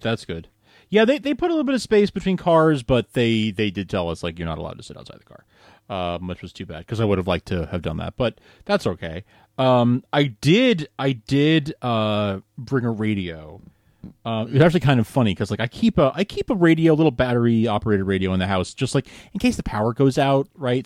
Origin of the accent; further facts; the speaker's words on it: New York, United States; growing up in New York